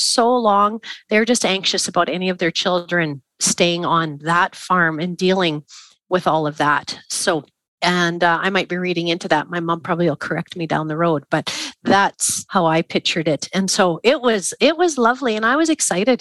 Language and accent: English; Craven, Saskatchewan, Canada; I was from Craven, Saskatchewan